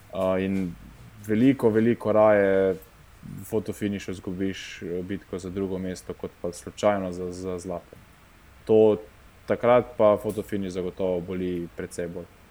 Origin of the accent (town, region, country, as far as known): Slovenia